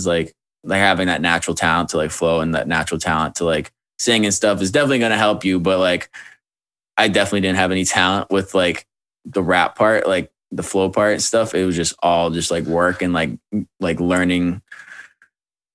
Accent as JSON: {"language": "English", "town": "Wilton", "region": "New Hampshire", "country": "United States", "also_born_or_lived": "Manchester, New Hampshire", "moved": "as an adult", "lives_now": "Georgia, United States", "said": "I'm from right near Manchester. I mean, I'm from Wilton"}